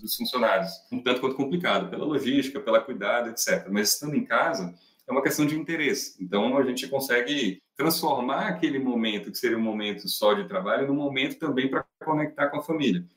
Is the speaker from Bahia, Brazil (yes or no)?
yes; Salvador, Bahia, Brazil; moved away as an adult; now in São Paulo, Brazil; sou nascido em Salvador, moro em São Paulo já há alguns anos